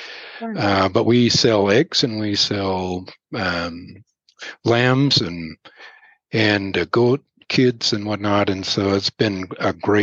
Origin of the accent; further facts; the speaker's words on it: Pacific Northwest, United States; moved away as an adult; also born or lived in Montana / Oregon; now in Laramie, United States; I grew up in the Pacific Northwest